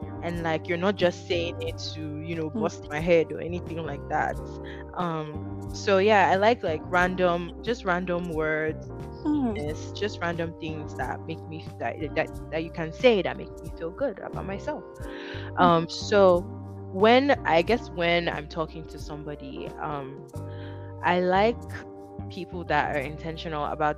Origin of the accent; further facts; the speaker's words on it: Benin City, Edo, Nigeria; moved away as an adult; I'm from Benin City. I've lived here for 6 years.